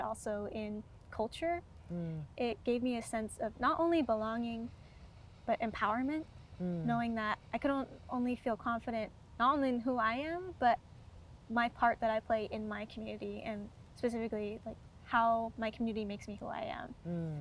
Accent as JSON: {"language": "English", "area": "Muckleshoot Reservation", "region": "Washington", "country": "United States", "tie": "born or raised there", "said": "I also am a member of the Muckleshoot and Cowlitz tribes, and I grew up on the reservation"}